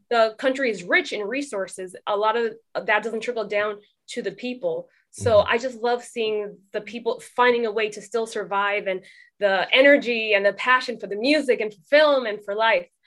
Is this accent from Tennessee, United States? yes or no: no; Oxnard, California, United States; moved away as an adult; now in London, United Kingdom; growing up in Oxnard, it's it's a city with a large percentage of Mexican speaking residents